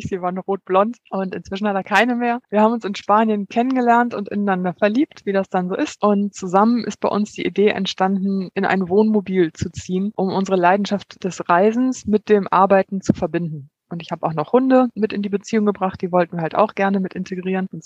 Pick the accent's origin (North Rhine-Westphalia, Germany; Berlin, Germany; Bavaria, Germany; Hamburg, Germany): North Rhine-Westphalia, Germany; Kerpen; moved away as an adult; now in Greece; Also zwischen Kerpen, wo ich aufgewachsen bin, und dann dem Sprung, wo ich nach Griechenland gegangen bin.